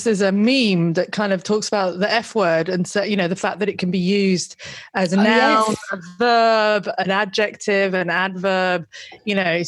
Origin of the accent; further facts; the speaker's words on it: United Kingdom; I'm British